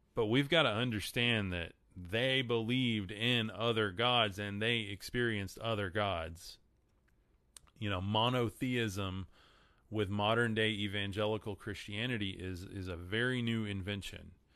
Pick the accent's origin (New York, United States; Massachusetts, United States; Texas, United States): Texas, United States; I'm from Texas. Sorry, my accent screws up a lot of these, a lot of these words.